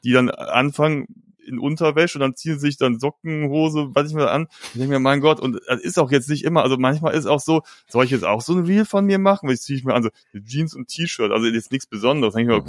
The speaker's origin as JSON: {"language": "German", "town": "Cologne", "region": "North Rhine-Westphalia", "country": "Germany", "tie": "born or raised there", "said": "bei uns in Köln-Ehrenfeld mhm. oder Neu-Ehrenfeld"}